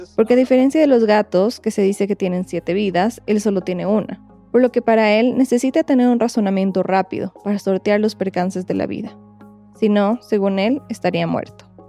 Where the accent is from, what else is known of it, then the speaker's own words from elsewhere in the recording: Ecuador; lo que en mi país, Ecuador, se dice una pachanguita